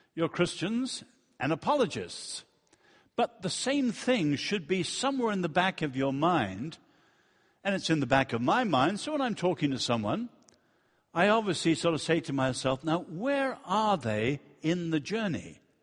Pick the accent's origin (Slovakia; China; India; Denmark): China; moved away; also born or lived in Europe / United States; I was born in China and I've lived in Europe and the United States